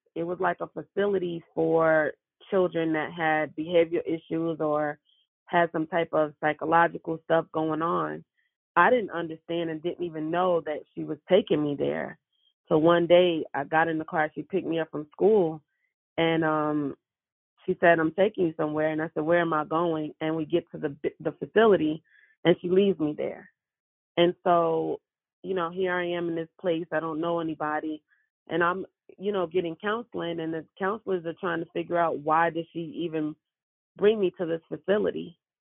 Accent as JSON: {"language": "English", "town": "New York City", "region": "New York", "country": "United States", "tie": "born or raised there", "said": "I was born and raised in Brooklyn, New York."}